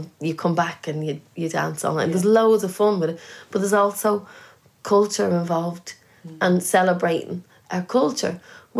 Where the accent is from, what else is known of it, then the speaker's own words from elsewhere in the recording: Ireland; also born or lived in London; now in United Kingdom; I have more Irish friends here, I think, than at home.